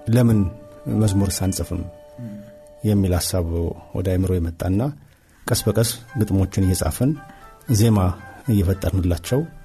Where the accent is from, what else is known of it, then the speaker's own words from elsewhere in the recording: Addis Ababa, Ethiopia; የተወለድኩት እዚሁ አዲስ አበባ አዲሱ ቄራ በሚባለው አካባቢ ነው ተወልጅ ያደግኩት።